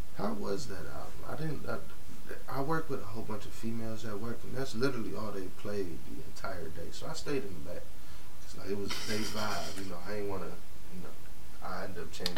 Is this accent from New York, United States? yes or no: no; Cleveland, Ohio, United States; I'm from Cleveland